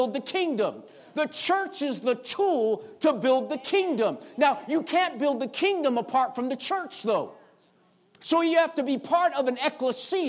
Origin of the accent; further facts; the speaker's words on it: United States; as American citizens